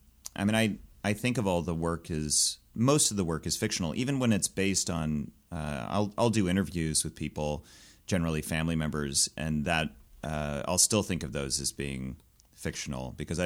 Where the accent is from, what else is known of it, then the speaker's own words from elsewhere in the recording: Gladstone, Missouri, United States; But yeah, I grew up in and around Kansas City, mostly in a suburb called Gladstone, which, yeah, it's a place in the world.